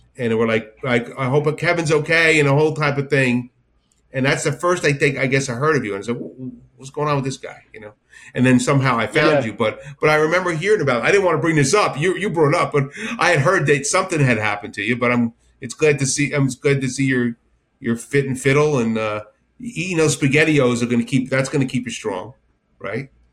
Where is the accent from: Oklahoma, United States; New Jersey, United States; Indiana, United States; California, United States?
New Jersey, United States; I'm from Jersey